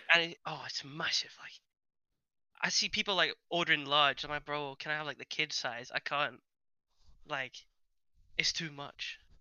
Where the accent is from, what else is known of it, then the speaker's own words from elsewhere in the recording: Switzerland; English is a second language; I'm actually from Switzerland, and I learned English